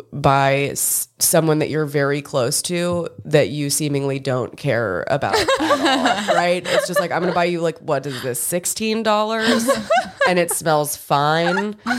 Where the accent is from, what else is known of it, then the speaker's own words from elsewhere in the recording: Old Hickory, Tennessee, United States; I'm from Old Hickory, Tennessee, which is like 20 minutes kind of east of Nashville proper. And that is very near to Donelson, which is where Opry Mills is.